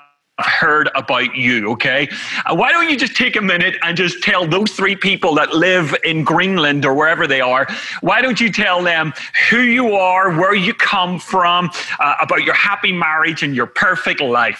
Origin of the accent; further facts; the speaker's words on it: Ireland; I'm an Irishman